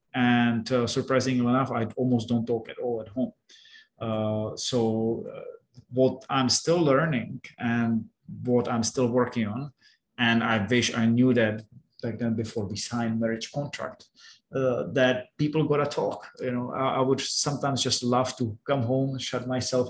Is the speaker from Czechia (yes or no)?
yes; Czechia; moved away as an adult; now in Cambodia; I'm from Czech Republic